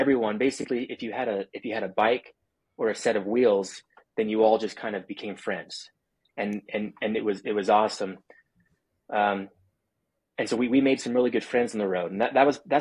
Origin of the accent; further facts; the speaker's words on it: Provo, Utah, United States; now in St. George, United States; I born and raised in Provo and was living in Provo